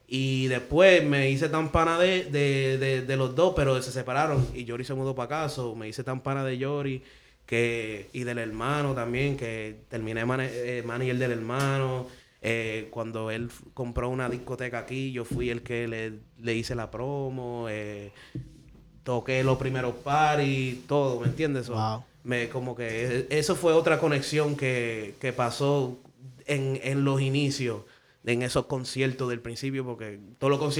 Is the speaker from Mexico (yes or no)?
no; Dominican Republic; yo soy dominicano, de Madrid de padre.